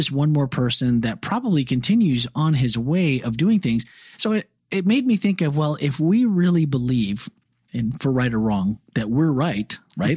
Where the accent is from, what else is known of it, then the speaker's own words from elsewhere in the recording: Midwest, United States; now in Florida, United States; I'm a Midwesterner